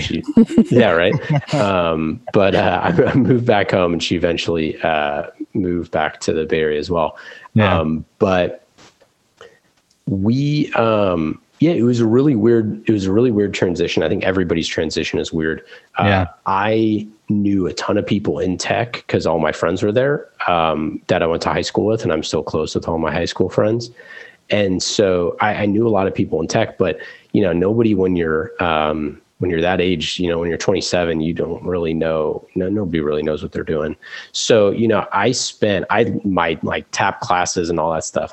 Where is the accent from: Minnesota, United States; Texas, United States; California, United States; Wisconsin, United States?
California, United States; Oakland; growing up in Oakland